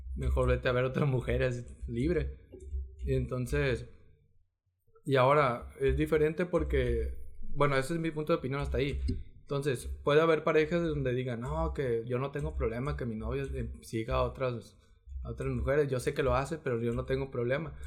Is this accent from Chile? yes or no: no; Mexico; porque somos mexicanos